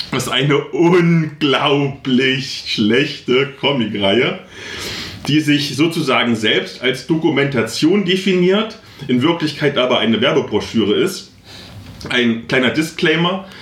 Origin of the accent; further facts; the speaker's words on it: Halle, Saxony-Anhalt, Germany; wo ich herkomme, in Halle aus dem Ghetto